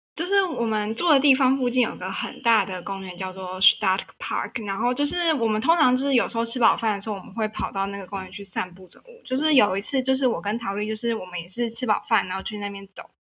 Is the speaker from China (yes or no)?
no; Tainan, Taiwan; 我是台南来的